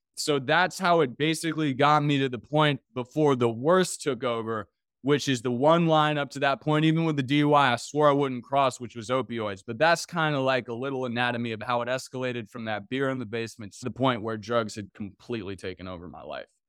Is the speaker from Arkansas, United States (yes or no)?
no; Washington, District of Columbia, United States; I grew up in Washington, D C